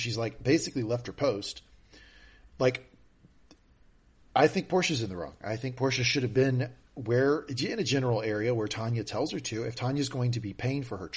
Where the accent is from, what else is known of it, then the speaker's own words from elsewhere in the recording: the South, United States; where I grew up in the South